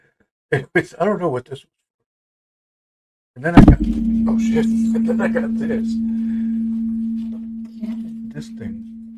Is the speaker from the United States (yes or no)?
no; Netherlands; anybody that knows me from growing up in Holland, you probably all saw it anyways.